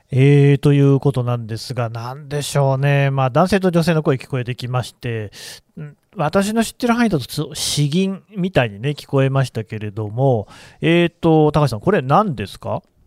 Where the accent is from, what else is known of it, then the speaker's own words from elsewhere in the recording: Aichi, Japan; 私も愛知県出身